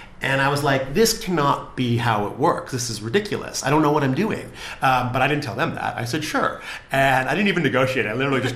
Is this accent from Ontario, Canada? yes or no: no; Vancouver, British Columbia, Canada; now in London, United Kingdom; I grew up in Vancouver where I didn't know anybody in the film industry